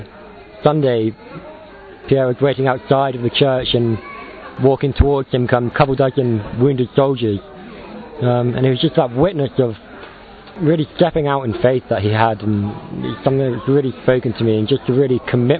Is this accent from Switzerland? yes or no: no; Wimborne, South West England, United Kingdom; I'm 25, I'm from Wimborne in England